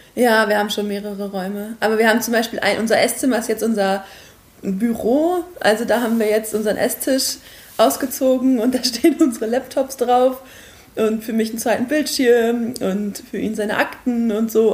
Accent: Quakenbrück, Lower Saxony, Germany; now in Osnabrück, Germany; bin ich aufgewachsen in Quakenbrück

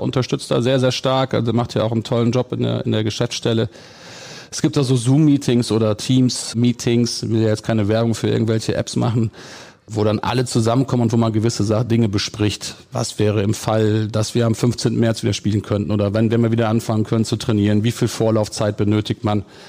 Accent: Gummersbach, North Rhine-Westphalia, Germany; wenn man früher im Oberbergischen groß geworden ist und ich bin in Gummersbach geboren

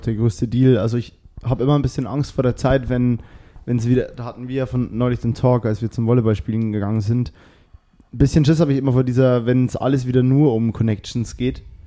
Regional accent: Bavaria, Germany; also born or lived in Cologne; now in Berlin, Germany; Ich bin eigentlich aus Bayern

